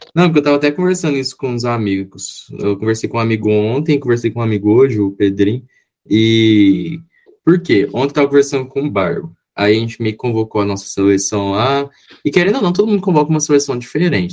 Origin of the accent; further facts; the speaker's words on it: Brazil; como bom brasileiro